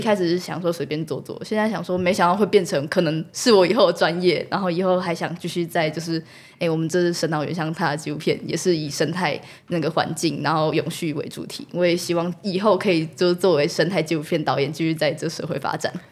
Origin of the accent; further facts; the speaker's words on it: Shuangxi, New Taipei, Taiwan; 我是双溪土生出生，在地人，然后我从就是在这里也住了十七年，然后从小到大都都在这里。我幼稚园、国中、国小，然后高中也升上来，也一直在这里